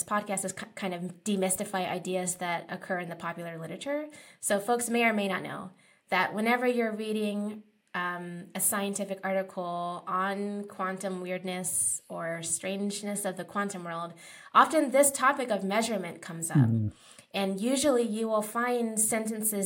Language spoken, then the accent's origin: English; East Coast, United States; now in Los Angeles, United States; I'm from the East Coast